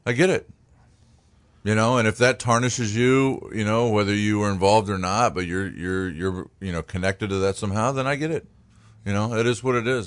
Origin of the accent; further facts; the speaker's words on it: Chesapeake, Virginia, United States; also born or lived in Cincinnati; now in Maine, United States; I grew up in, in Chesapeake, Virginia, which is near Virginia Beach